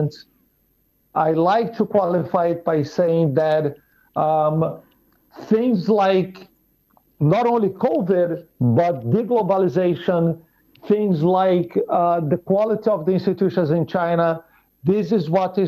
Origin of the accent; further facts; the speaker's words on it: Brazil; I'm from Brazil.